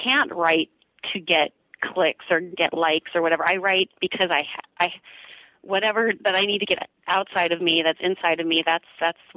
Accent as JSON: {"language": "English", "area": "Bay Area", "region": "Northern California", "country": "United States", "tie": "born or raised there", "said": "I'm from Northern California in the Bay Area. And I grew up in a suburban home"}